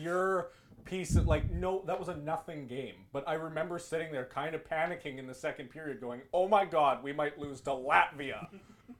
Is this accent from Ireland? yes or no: no; Canada; as a Canadian hockey fan